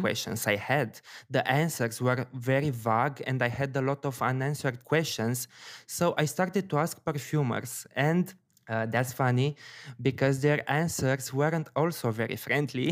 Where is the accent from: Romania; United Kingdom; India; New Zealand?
Romania; Bucharest; It's basically my hometown.